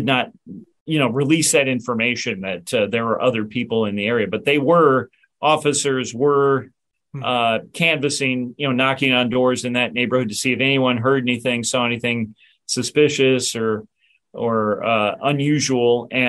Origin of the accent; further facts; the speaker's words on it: Illinois, United States; now in Virginia, United States; I grew up in Illinois